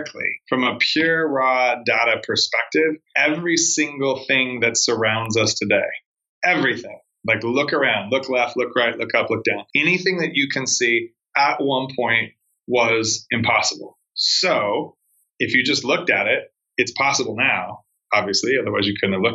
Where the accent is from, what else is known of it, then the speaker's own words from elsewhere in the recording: Arizona, United States; moved away as an adult; also born or lived in Long Beach, California / Los Angeles / Spain / Portugal; I was born in Long Beach, California, but I grew up in Arizona